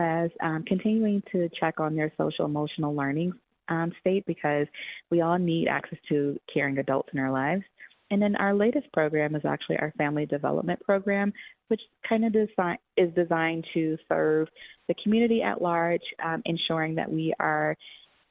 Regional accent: Atlanta, Georgia, United States; now in Denver, United States; I grew up in Atlanta, Georgia.

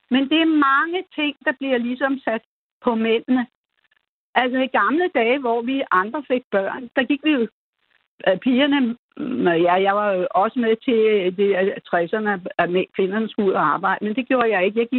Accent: Denmark; vi er jo danskere

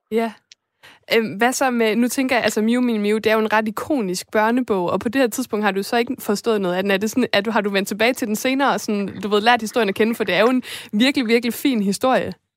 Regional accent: Esbjerg, Southern Denmark, Denmark; jeg kommer fra Esbjerg, og Fanø ligger lige ved siden af

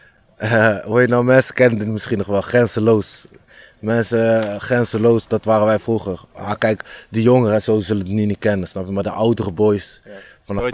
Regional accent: Houten, Utrecht, Netherlands; Ik ben opgegroeid in Houten en toen ben ik op 12, 13 jaar leeftijd verhuisd naar Utrecht

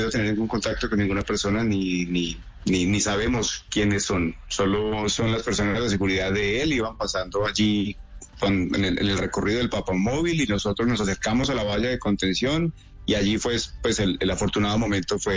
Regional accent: Colombia; now in Ontario, Canada; desde Colombia, somos colombianos.

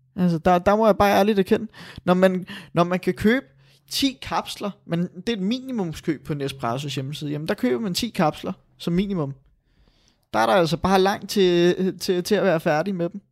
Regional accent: Denmark; vi er jo fra Danmark

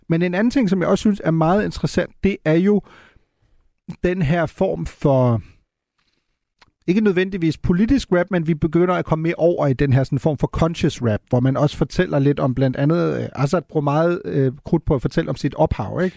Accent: Germany; moved away; jeg voksede op i Tyskland

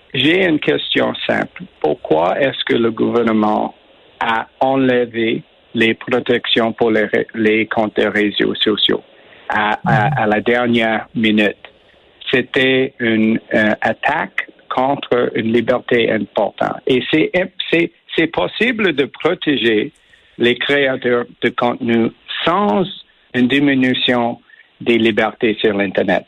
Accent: Quebec, Canada; first language English; French is a second language; moved away; je suis né au Québec, je suis un mm. anglo, bien sûr. J'ai pris mon français dans, dans les forces armées

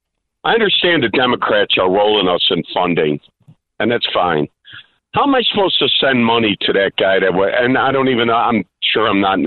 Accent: Chicago, Illinois, United States; I grew up in Mount Greenwood, John.

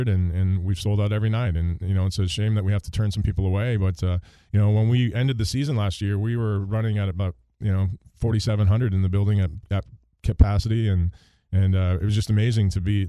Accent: Canada; moved away; the sport that we grew up with in Canada

